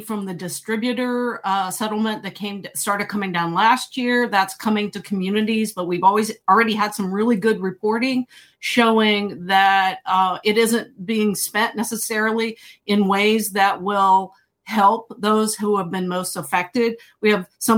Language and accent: English; rural Ohio, United States; moved away; my hometown in rural Ohio